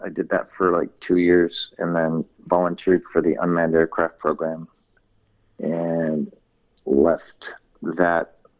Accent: Lodi, California, United States; also born or lived in Inglewood; I grew up in California, moved up and down the coast. I was born down in Inglewood back in the late 60s. And then my family moved around a lot, and I ended up in a little town of Lodi for high school

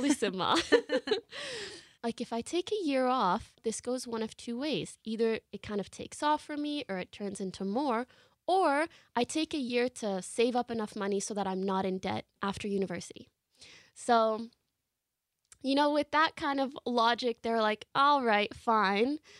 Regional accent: Canada; moved away as an adult; now in Los Angeles, United States; I come from Canada, that's where I grew up

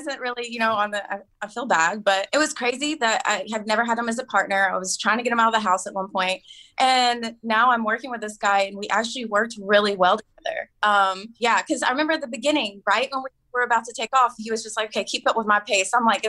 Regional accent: Tennessee, United States; I grew up in Tennessee. It's all mountains.

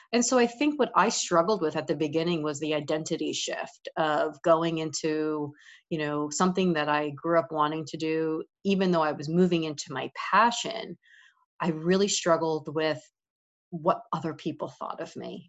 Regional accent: New York, United States; moved away as an adult; also born or lived in Florida; I grew up in New York.

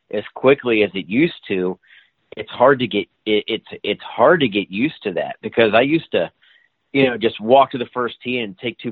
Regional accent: Kentucky, United States; the course I grew up at in Kentucky, Summit Hills Country Club

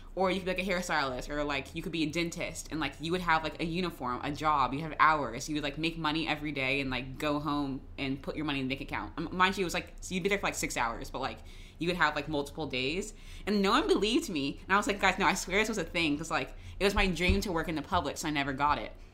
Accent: Jacksonville, Florida, United States; Duval, that's my hometown

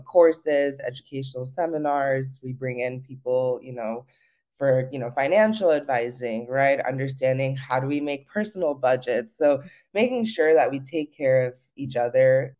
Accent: Los Gatos, California, United States; also born or lived in Campbell, California; I grew up in the Bay Area, uh, in Los Gatos and Campbell area

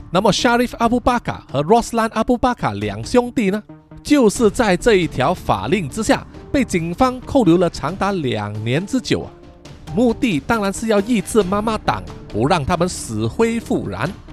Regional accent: Malaysia; 也就是我们马来西亚人呢俗称的旧路

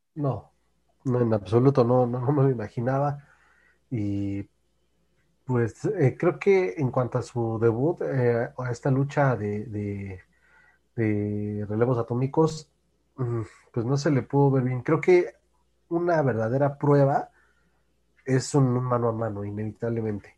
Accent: Mexico; Como mexicano

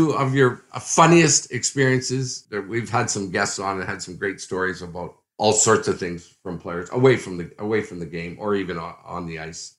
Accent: Canada; being a Canadian

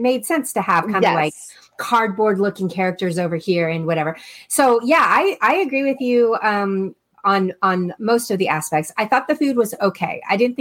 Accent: Texas, United States; I'm from Texas

